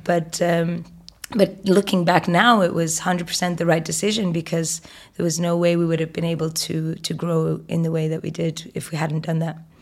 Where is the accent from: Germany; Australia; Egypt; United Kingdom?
Egypt; Egyptian, and I grew up in Egypt